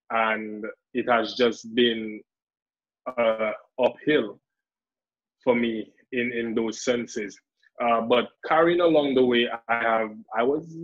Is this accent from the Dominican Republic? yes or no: yes; Dominican Republic; accent: Dominican; that I would speak so much of a strong Dominican accent.